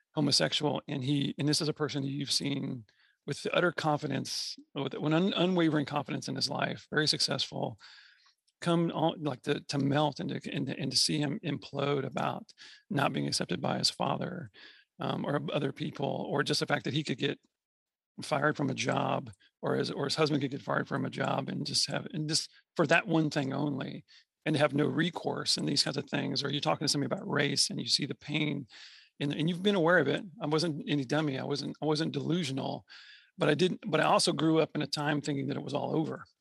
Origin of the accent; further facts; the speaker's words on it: Texas, United States; I'm from Texas